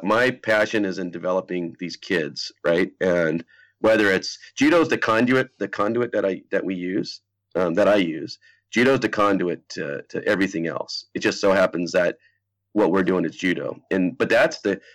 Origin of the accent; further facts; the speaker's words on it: Pacific Northwest, United States; I grew up in the Pacific Northwest